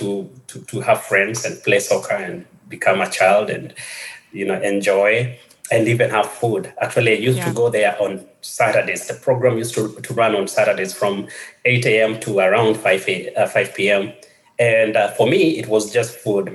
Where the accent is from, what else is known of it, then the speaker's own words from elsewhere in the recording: Kenya; moved away; growing up in Kenya was a bit different from the life I have right now or my life after childhood.